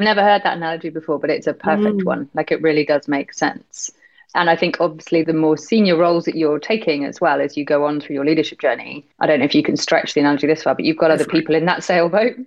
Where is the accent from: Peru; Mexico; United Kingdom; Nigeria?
United Kingdom; accent: British; now in Hong Kong; as you can probably tell from my accent, I'm British. So I was brought up in very much a kind of always stiff upper lip